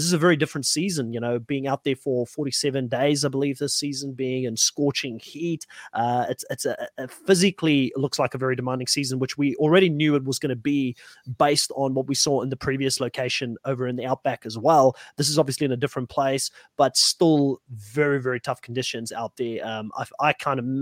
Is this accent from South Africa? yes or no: yes; South Africa; I'm from South Africa.